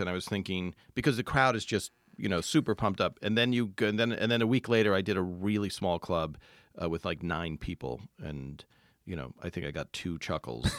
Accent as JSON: {"language": "English", "region": "New Jersey", "country": "United States", "said": "I'm from Jersey"}